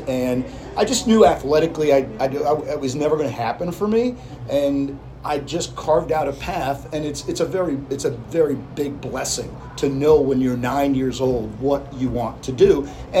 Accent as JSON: {"language": "English", "area": "Westchester County", "region": "New York", "country": "United States", "tie": "born or raised there", "moved": "yes", "said": "I was blessed when I was growing up in New York in Westchester County. I was 9 years old"}